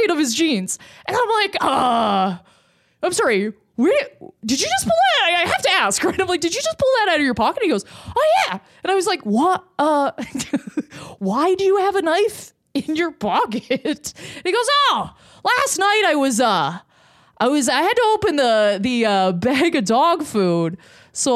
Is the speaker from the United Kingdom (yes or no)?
no; Lindsay, Ontario, Canada; moved away; In Lindsay, Ontario.